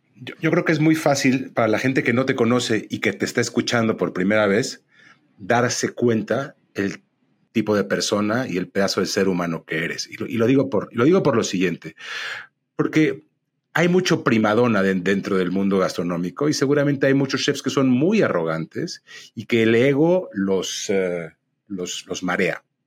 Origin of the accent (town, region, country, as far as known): Mexico